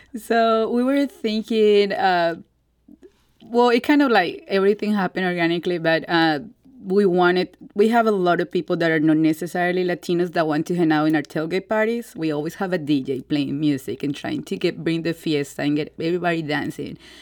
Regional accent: Colombia; English is a second language; moved away as an adult; now in St. Louis, United States; I was born and raised in Colombia

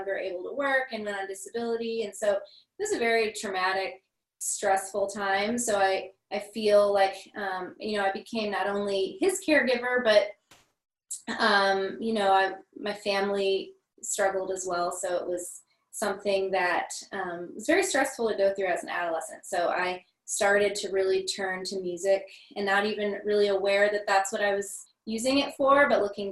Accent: Cape Girardeau, Missouri, United States; I grew up in Cape Girardeau

